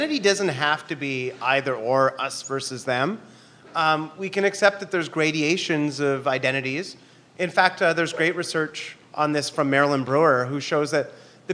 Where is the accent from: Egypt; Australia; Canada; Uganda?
Canada; now in New York, United States; I'm from Canada